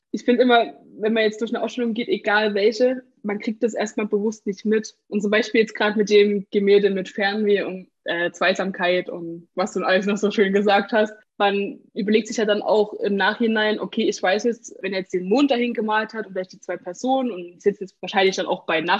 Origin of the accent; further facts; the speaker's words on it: Saxony, Germany; aber ich komme aus Sachsen